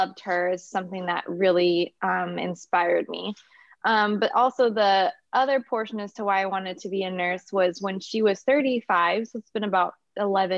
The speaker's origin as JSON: {"language": "English", "town": "Napa", "region": "California", "country": "United States", "tie": "born or raised there", "also_born_or_lived": "Inglewood, California / Torrance, California / Hawthorne, California", "said": "I pretty much grew up here in Napa, so I've been up here."}